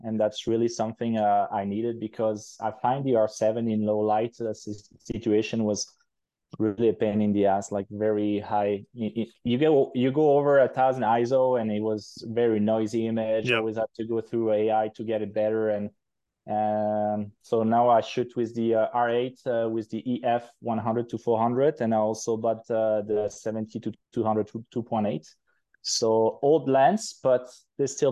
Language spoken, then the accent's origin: English; Switzerland; moved away as an adult; also born or lived in United Kingdom; now in Quebec, Canada; I'm originally from Europe, from Switzerland, but I moved to Canada about 4 years ago